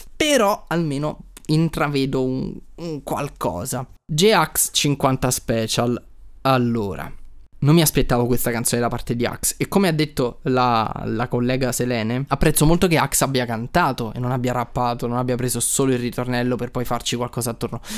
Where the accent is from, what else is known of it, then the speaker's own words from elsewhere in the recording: Naples, Campania, Italy; io sono di Napoli